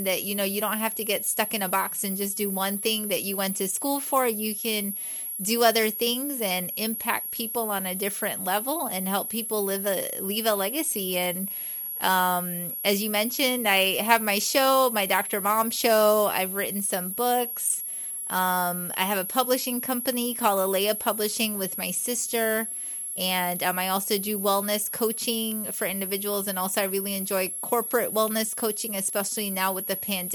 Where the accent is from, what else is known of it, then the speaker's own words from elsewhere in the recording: Guyana; first language English; now in United States; I was born in Guyana, South America